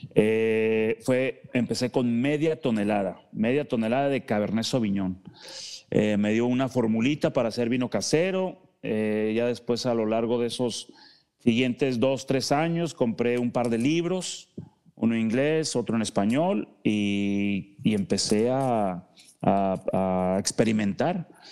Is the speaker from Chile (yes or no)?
no; Mexico; como mexicanos